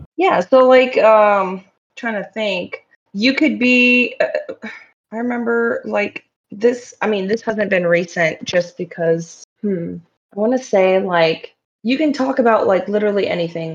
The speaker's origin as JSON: {"language": "English", "country": "Morocco", "said": "I'm from Morocco"}